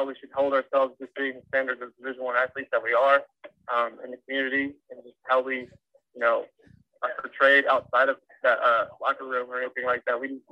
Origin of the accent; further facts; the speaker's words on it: Dallas, Texas, United States; play for my hometown and do all the stuff I get to do in Dallas